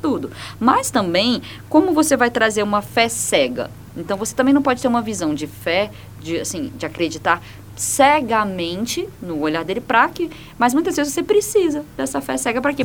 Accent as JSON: {"language": "Portuguese", "region": "Maranhão", "country": "Brazil", "tie": "born or raised there", "said": "eu nasci até no Maranhão"}